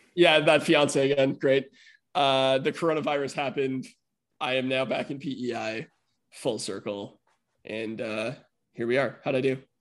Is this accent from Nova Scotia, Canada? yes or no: no; Winnipeg, Manitoba, Canada; I was born in Winnipeg, Manitoba